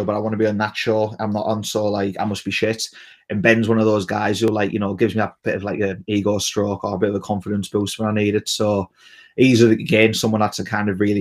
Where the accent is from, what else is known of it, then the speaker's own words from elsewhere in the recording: England, United Kingdom; I'm an Englishman